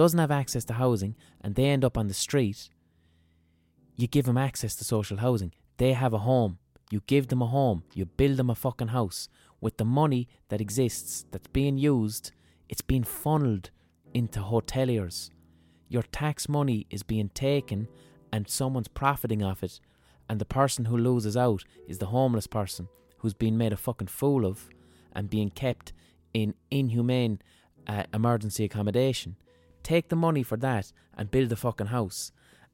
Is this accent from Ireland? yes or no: yes; Limerick, Munster, Ireland; growing up in Limerick